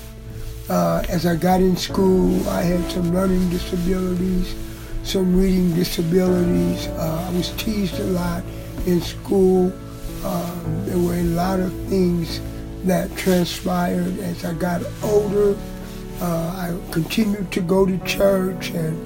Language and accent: English; Springfield, Ohio, United States; I'm from Springfield, Ohio.